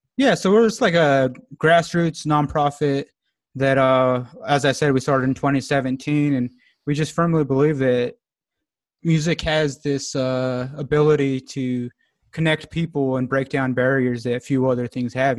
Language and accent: English; Alamosa, Colorado, United States; moved away as an adult; now in Longmont, United States; growing up in Alamosa, it, it is a small town, about 8,000 people, 9,000 people